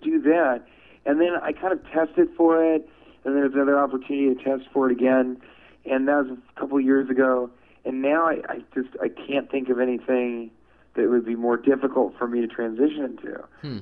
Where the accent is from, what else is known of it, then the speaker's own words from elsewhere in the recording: Denver, Colorado, United States; moved away; also born or lived in Washington, D.C. / Chicago; I'm from Denver, Colorado